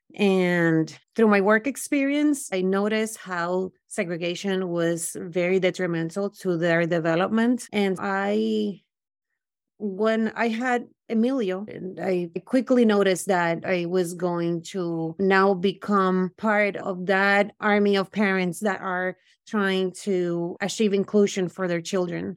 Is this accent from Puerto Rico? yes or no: yes; Puerto Rico; moved away as an adult; also born or lived in Brooklyn; now in United States; I grew up in Puerto Rico